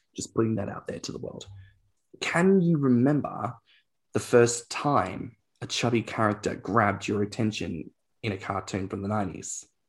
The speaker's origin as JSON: {"language": "English", "country": "Australia", "said": "as an Australian"}